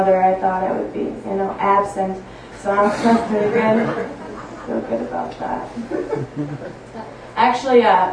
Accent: Upper Peninsula of Michigan, United States; now in Milwaukee, United States; I'm from the Upper Peninsula of Michigan.

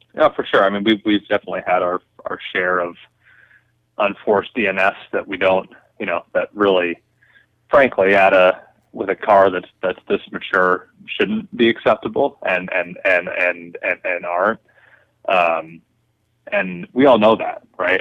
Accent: Toronto, Ontario, Canada; I am coming to you from my hometown of Toronto

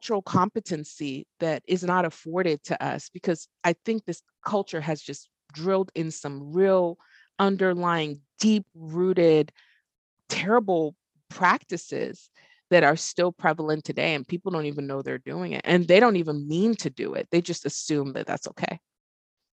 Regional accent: Texas, United States; now in Arkansas, United States; I live in Arkansas, you know, and I'm from Texas

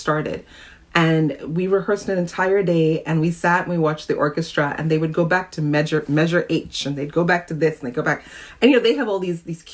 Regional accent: Trinidad & Tobago; now in New York, United States; I grew up in Trinidad and lived in New York, though, for over 30 years now, so I'm more of a New Yorker than I am a Trinidadian some days.

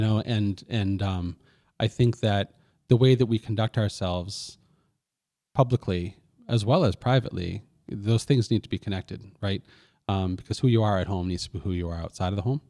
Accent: Lewiston, Maine, United States; my hometown, Lewiston, Maine

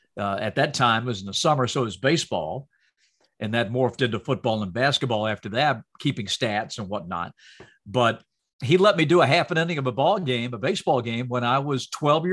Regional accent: Salisbury, North Carolina, United States; moved away; my hometown and back in North Carolina

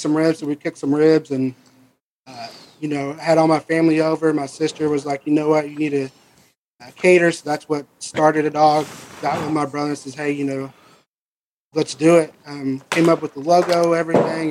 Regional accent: Princeton, Texas, United States; we're both from Princeton, you know, the North Texas area. We grew up with our dad, uncles, you know, cooking barbecue

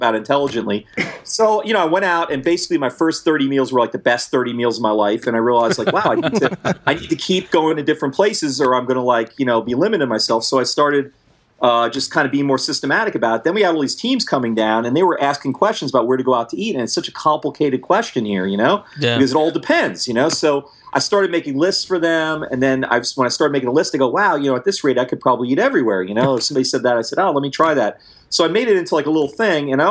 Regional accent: New York City, New York, United States; moved away as an adult; now in New Orleans, United States; I grew up in New York City and then the burbs, never lived anywhere else

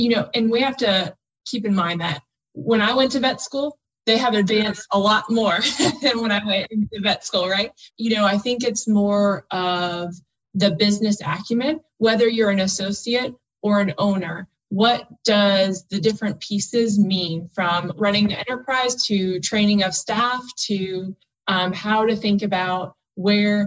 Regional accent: South Florida, United States; moved away; also born or lived in Auburn, Alabama; I grew up in South Florida

